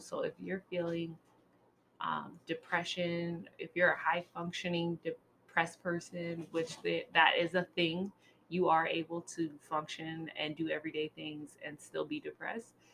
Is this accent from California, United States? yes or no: yes; California, United States; as a Californian person